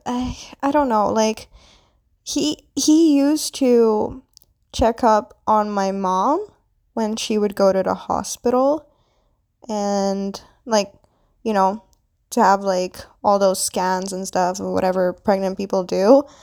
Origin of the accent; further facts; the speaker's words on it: Philippines; now in Canada; I am Filipina. I was born into Philippines, but now I currently live in Canada